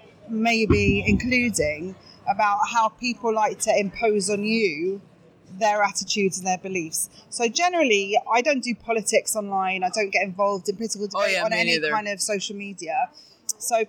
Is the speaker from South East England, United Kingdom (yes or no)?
no; Essex, East of England, United Kingdom; accent: Essex; also born or lived in North London / Israel; now in London, United Kingdom; I grew up just outside London in Essex